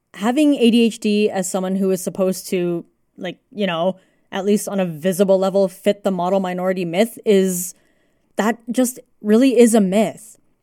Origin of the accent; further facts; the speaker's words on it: Canada; first language English; I was born and raised in Canada, the language I happened to grow up with was English